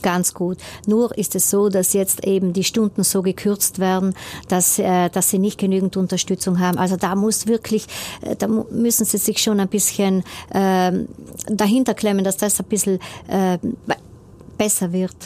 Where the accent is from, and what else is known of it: Brixen, Trentino-Alto Adige, Italy; born or raised there